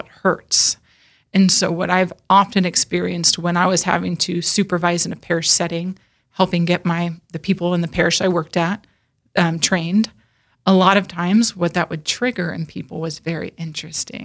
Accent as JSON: {"language": "English", "region": "Northern California", "country": "United States", "tie": "born or raised there", "moved": "as an adult", "lives_now": "Sioux Falls, United States", "said": "I was born and raised in Northern California"}